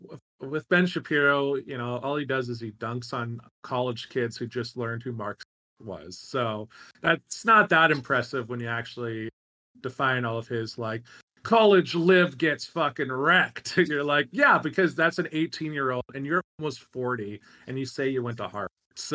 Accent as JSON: {"language": "English", "country": "Canada", "said": "we're Canadian as well."}